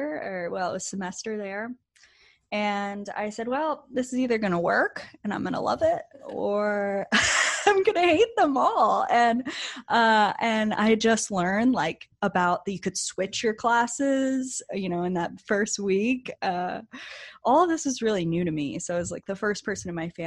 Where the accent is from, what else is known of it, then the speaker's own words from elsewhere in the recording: Beaufort, North Carolina, United States; moved away as an adult; now in California, United States; I'm actually from a very tiny town on the coast of North Carolina. It's called Beaufort.